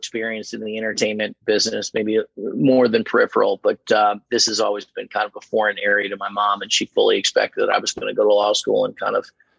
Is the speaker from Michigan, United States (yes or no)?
no; Indianapolis, Indiana, United States; Indianapolis, Indiana.